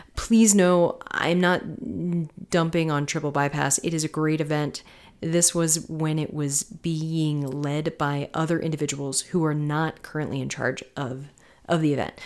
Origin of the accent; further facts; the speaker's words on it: Tampa, Florida, United States; now in Colorado, United States; I'm from Florida. I'm from Tampa, you know, mid, mid central Florida and, uh, West Coast